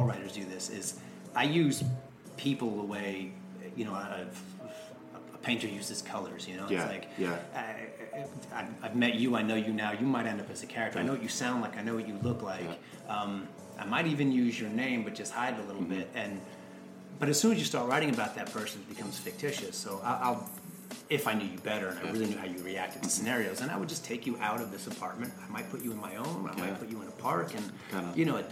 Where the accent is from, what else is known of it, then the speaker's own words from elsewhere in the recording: Huntington Station, New York, United States; I grew up in Huntington Station, Long Island.